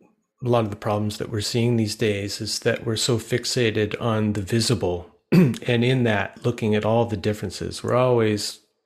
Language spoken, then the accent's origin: English; Canada; we're both human, you know, we're both Canadian, mm-hmm. we're both Ashaninkan.